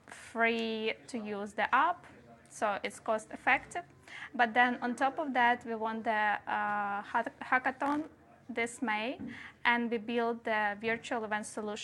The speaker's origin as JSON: {"language": "English", "country": "Ukraine", "said": "I'm Ukrainian."}